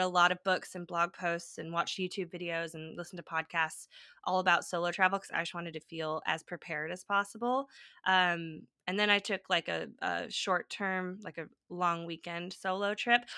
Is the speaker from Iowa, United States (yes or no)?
no; California, United States; moved away as an adult; also born or lived in Nashville; moving back to my home state in California